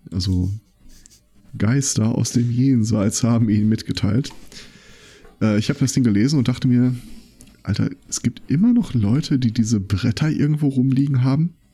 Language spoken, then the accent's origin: German; Hagen, North Rhine-Westphalia, Germany; Hallo? Das ist meine Heimatstadt.